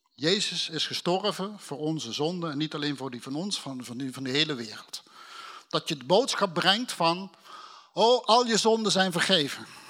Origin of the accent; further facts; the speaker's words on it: Limburg, Netherlands; now in North Holland, Netherlands; als een Limburger die in Noord-Holland woont